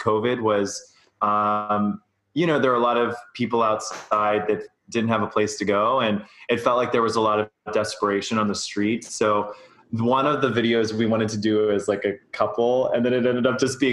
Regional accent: Pittsburgh, Pennsylvania, United States; now in New York City, United States; I'm from Pittsburgh. My family lives in Pittsburgh.

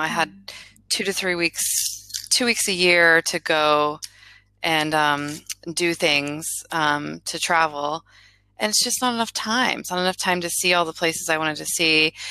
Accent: Florida, United States; also born or lived in Miami; I grew up in Florida, and then I went to college in Miami, and I ended up staying in that area for 13 years.

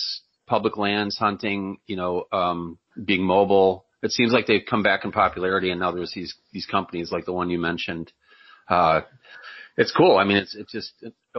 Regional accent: New York, United States; moved away as an adult; also born or lived in Iowa; now in Florida, United States; I grew up hunting in New York, it was flat

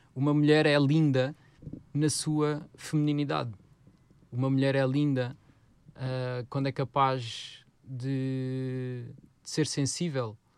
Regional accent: Odivelas, Lisbon, Portugal; foi um sítio onde nós crescemos, em Odivelas

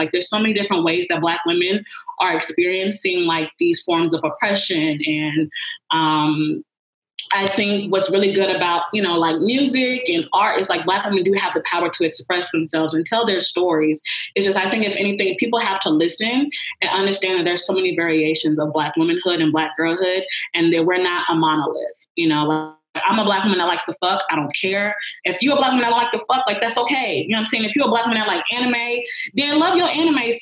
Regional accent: Atlanta, Georgia, United States; growing up in Atlanta, Georgia, like everything's Black, everybody's Black

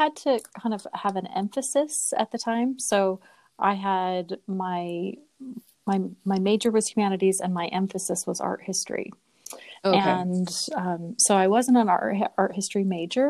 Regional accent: Sandy, Utah, United States; moved away as an adult; also born or lived in Pennsylvania; I grew up in Sandy, Utah. So I'm a Utah native

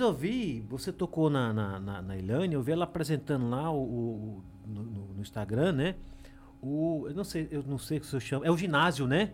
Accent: Alagoas, Brazil; moved away; also born or lived in São Paulo; Meu plano A sempre foi aqui na minha terra

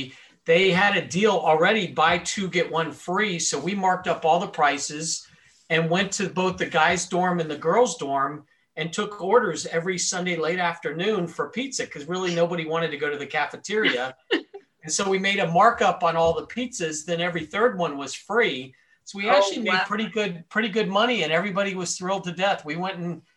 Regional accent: Miami, Florida, United States; I was born and raised in Miami, Florida, lived there almost my entire life

